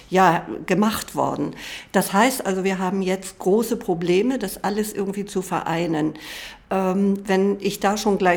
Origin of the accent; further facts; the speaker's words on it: Hamburg, Germany; Ich bin aus Hamburg